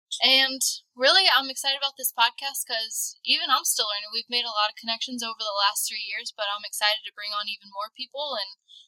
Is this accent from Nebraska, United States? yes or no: no; Texas, United States; also born or lived in Chicago, United States; now in Tampa, United States; I was originally born up near Chicago, but I didn't live there too long before my family moved to Texas, where I was raised. And then I came to Florida, where I went to college